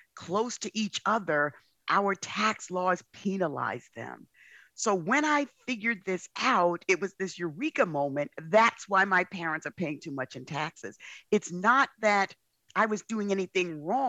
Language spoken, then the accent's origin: English; New York City, New York, United States; I grew up in the South Bronx.